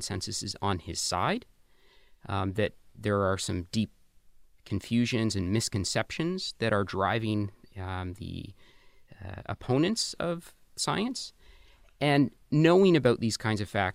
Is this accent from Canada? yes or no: yes; Canada; I grew up in Canada in the 80s and 90s